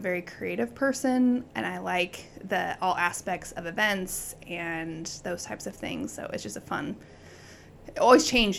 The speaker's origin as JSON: {"language": "English", "town": "Wilber", "region": "Nebraska", "country": "United States", "tie": "born or raised there", "moved": "as an adult", "lives_now": "York, United States", "said": "So I'm from Wilbur, Nebraska, and it is the Czech capital of the United States."}